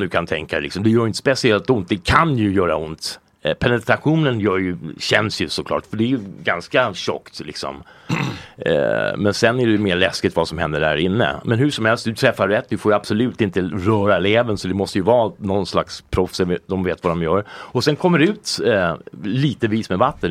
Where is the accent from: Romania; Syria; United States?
United States; Colorado; also born or lived in California / New York; now in Sweden; jag är uppvuxen i USA eh, och där är det väldigt liberalt